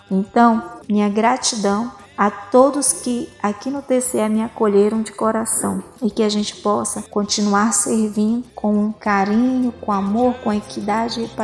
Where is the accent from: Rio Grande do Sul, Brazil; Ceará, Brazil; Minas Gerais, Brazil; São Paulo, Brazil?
Ceará, Brazil; Aracati; also born or lived in Barcarena, Pará; now in Goiânia, Brazil; minha infância na minha cidade natal de Aracati, lá no Ceará